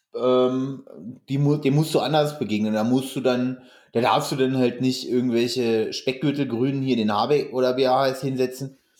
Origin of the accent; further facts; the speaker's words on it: Hameln-Pyrmont district, Lower Saxony, Germany; moved away; das ist ja meine alte Heimat